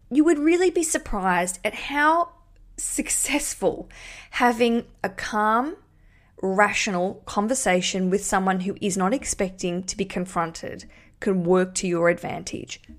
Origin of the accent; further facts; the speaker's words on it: Australia; accent: Australian; I'm just a, just an Australian